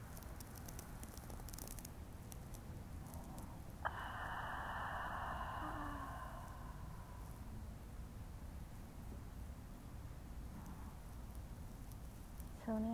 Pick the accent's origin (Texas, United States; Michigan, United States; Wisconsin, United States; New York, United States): Michigan, United States; Detroit; moved away; I grew up in Detroit, Michigan.